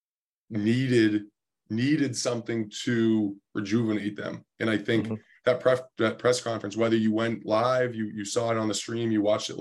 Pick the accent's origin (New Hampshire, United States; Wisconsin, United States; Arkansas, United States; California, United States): New Hampshire, United States; I'm a kid from New Hampshire.